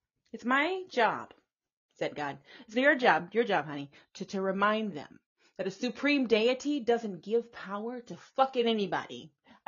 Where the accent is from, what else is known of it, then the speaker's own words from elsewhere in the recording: the South, Texas, United States; here in the South, like I said, I grew up in the South